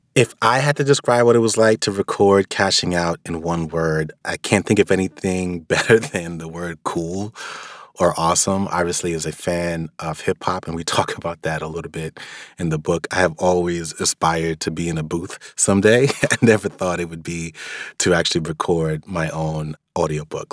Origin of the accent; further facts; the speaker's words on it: New York, United States; being a New Yorker